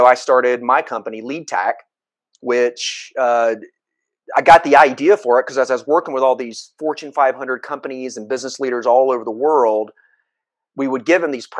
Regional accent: Atlanta, Georgia, United States; I come from the Atlanta, Georgia area. I actually live here now, but I was born and raised here.

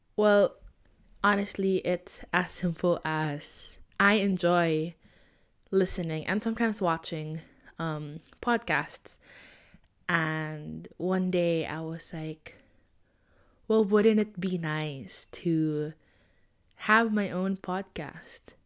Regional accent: Philippines; I am Filipino and I wanted to stay true to my roots

